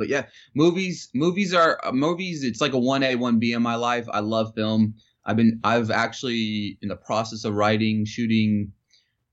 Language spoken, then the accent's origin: English; Philadelphia, Pennsylvania, United States; I'm from Philly